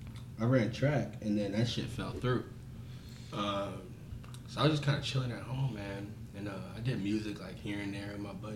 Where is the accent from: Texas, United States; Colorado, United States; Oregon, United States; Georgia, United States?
Texas, United States; Corpus Christi; moved away as an adult; now in Seattle, United States; I'm from Texas, dog.